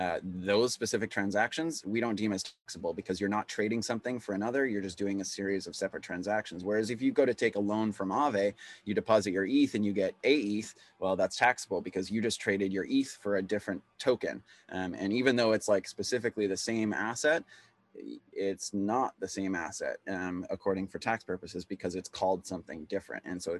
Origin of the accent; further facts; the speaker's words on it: Canada; And so as a Canadian, what you have to keep is your records for 7 years.